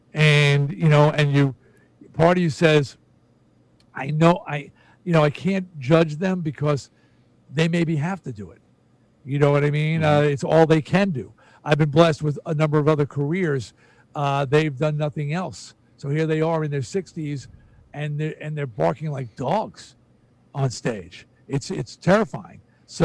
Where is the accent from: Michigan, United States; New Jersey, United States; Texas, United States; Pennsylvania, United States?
New Jersey, United States; I grew up on rock. I'm from Jersey.